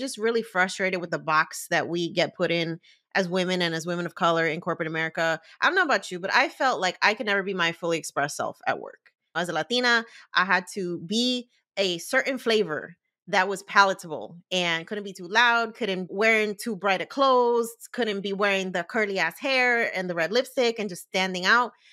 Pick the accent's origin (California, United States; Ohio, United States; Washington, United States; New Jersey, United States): New Jersey, United States; I was born and raised in Jersey